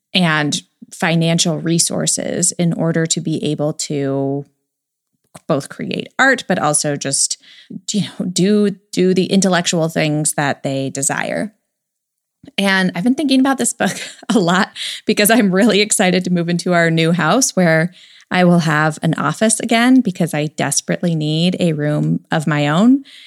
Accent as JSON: {"language": "English", "country": "United States"}